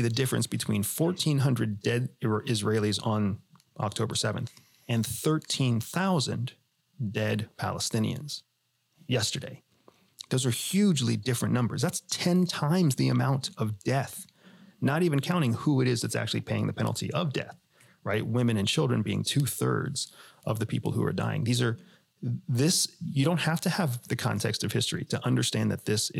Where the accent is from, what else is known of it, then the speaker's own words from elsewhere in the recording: United States; I am an American veteran. I'm an American former CIA officer. We are as red, white, and blue apple pie and hot dogs as it gets, right? And we grew up in a country